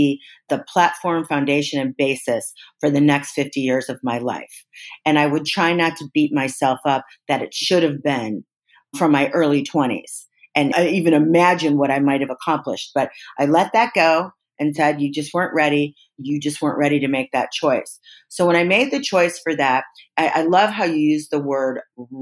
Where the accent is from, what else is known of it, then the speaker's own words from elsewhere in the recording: Midwest, United States; the way I was raised in the Midwest